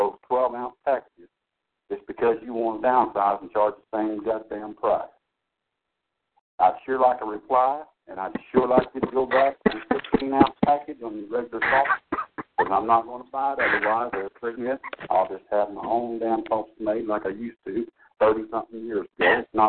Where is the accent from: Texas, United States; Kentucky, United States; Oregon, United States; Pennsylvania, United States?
Texas, United States; I'm not from the North. I'm a Texas man.